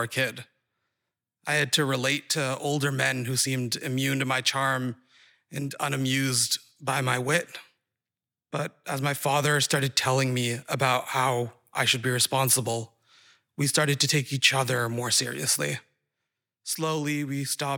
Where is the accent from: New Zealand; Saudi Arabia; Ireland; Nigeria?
Saudi Arabia; moved away as an adult; also born or lived in Boston; now in Somerville, United States; My siblings and I grew up in Saudi Arabia